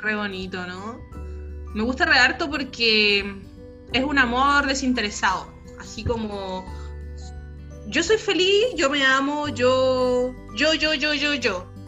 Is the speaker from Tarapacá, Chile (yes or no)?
yes; Iquique, Tarapacá, Chile; yo soy, nosotros somos de Iquique